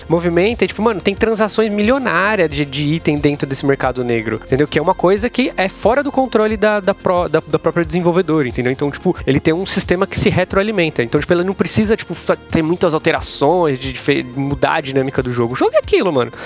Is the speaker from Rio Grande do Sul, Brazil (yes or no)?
no; São Paulo, Brazil; Eu sou paulista, né? Eu nasci em São Paulo, sou de família mineira